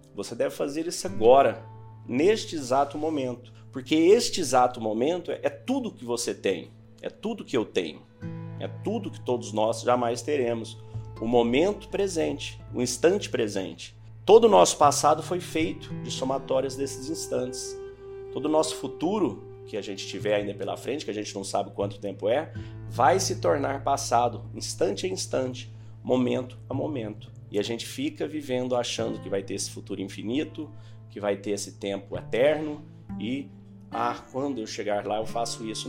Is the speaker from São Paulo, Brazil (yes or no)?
yes; Santos, São Paulo, Brazil; eu sou de Santo São Paulo